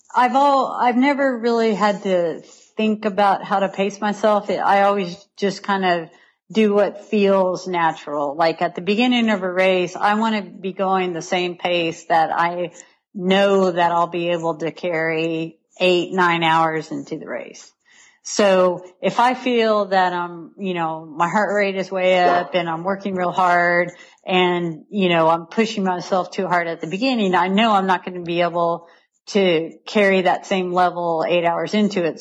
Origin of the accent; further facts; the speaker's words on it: Riverside, California, United States; moved away as an adult; now in Chattanooga, United States; I grew up in Riverside, California